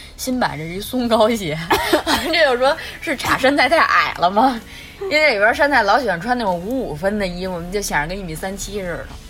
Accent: Beijing, China; accent: Beijing accent; 北京，我们的北京腔儿

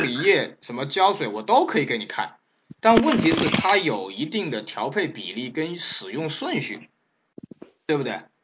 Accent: China; 我们中国人的这个投保意识非常差

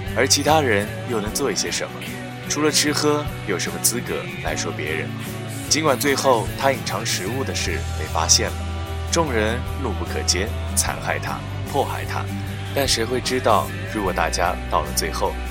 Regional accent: China; 我们中国人

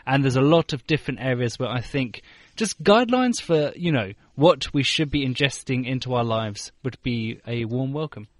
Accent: United Kingdom; moved away as an adult; now in Beijing, China; I'm I'm from the United Kingdom

